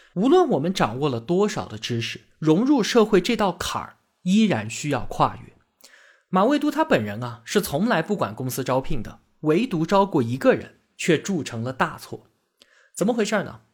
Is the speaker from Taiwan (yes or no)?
no; China; 我们中国人是一个什么样的精神状态